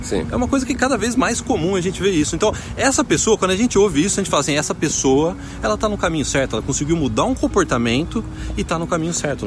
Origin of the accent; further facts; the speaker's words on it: Brazil; now in Canada; eu nasci no Brasil